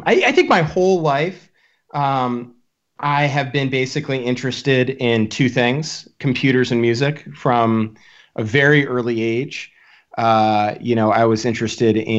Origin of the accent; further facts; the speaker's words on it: southern New Hampshire, United States; also born or lived in Rhode Island / Cambridge, Massachusetts; I grew up in southern New Hampshire, which is a really beautiful area